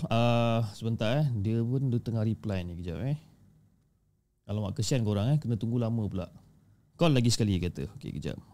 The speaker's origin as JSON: {"language": "Malay", "region": "Negeri Sembilan", "country": "Malaysia", "said": "dan uh, aku berasal daripada Negeri Sembilan."}